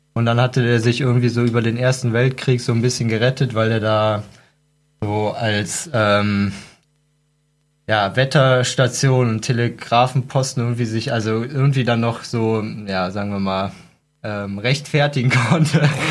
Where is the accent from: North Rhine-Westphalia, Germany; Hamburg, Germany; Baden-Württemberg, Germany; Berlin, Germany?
North Rhine-Westphalia, Germany; Cologne; ich komme aus Köln, da gibt es ja den Dom